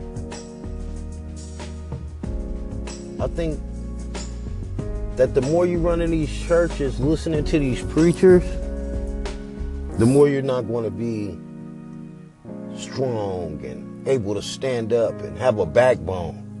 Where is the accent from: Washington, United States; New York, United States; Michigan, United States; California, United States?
California, United States; Oakland; I'm from the Bay Area, Oakland, California